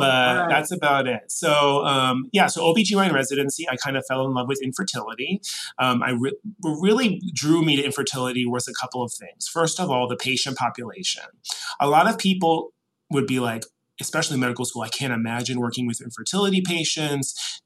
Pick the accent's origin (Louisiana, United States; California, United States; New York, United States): Louisiana, United States; New Orleans; accent: Northeastern; Well, I grew up in New Orleans, I did not. But even so, my parents are both from Connecticut originally, so I made a very strict point of not getting a Southern accent. So I think that my Northeastern accent gives me a little bit of gravitas down here.